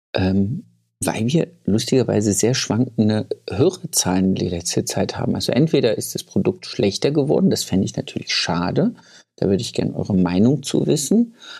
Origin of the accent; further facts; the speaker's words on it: Thuringia, Germany; ich komme ja aus Thüringen.